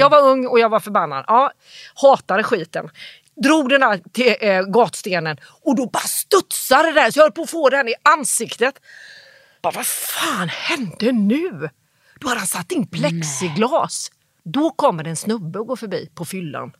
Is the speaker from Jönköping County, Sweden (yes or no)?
yes; Jönköping, Jönköping County, Sweden; moved away as an adult; now in Stockholm, Sweden; jag är från Jönköping.